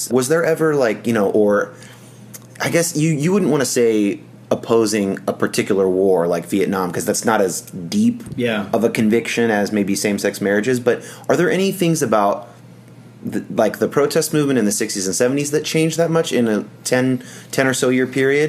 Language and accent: English; San Jose, California, United States; I was from California. But I even want to retell it in that voice because I was an evangelical in San Jose, California